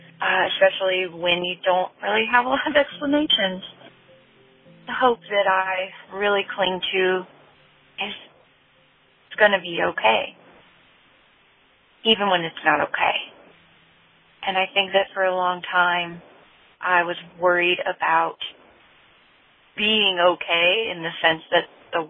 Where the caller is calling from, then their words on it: Asheville, North Carolina, United States; I'm calling from Asheville, North Carolina.